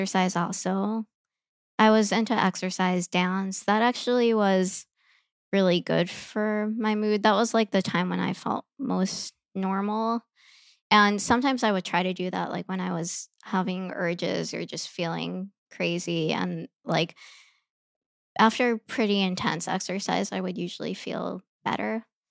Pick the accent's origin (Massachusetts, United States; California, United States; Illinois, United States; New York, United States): Illinois, United States; Chicago; I grew up in Chicago